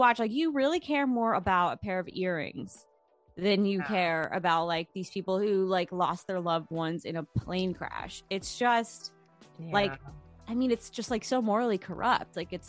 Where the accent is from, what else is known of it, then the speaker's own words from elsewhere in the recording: Great Neck, New York, United States; I'm from Long Island.